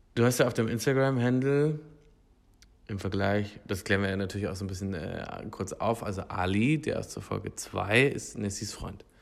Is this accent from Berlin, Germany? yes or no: no; Hildburghausen, Thuringia, Germany; moved away; ich bin in Thüringen aufgewachsen, in Hildburghausen